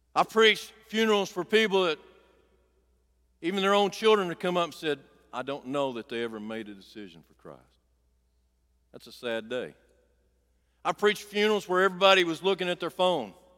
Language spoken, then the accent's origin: English; Clover Bend, Arkansas, United States; I grew up down here in Clover Bend, Arkansas